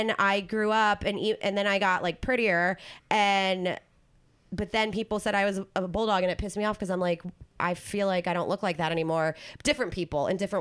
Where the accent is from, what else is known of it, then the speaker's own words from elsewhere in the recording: New Jersey, United States; moved away as an adult; also born or lived in South Carolina; I'm from New Jersey